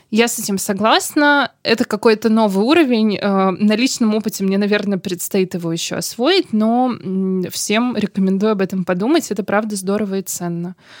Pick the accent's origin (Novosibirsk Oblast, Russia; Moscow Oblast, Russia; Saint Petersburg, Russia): Saint Petersburg, Russia; Я родилась и выросла в Санкт-Петербурге